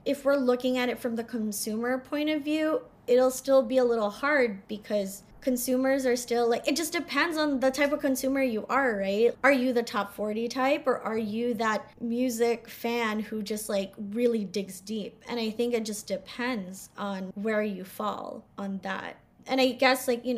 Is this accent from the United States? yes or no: yes; New Jersey, United States; moved away as an adult; also born or lived in Northern England; I grew up in Jersey